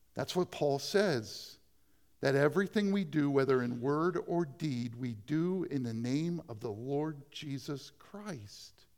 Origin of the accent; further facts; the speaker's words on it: Dover, United States; I became a youth pastor in my hometown